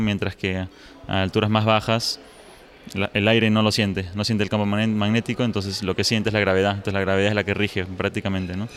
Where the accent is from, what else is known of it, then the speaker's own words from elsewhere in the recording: Peru; now in Los Alamos, United States; yo soy originalmente de Perú, pero ahora estoy trabajando en Estados Unidos, en Los Álamos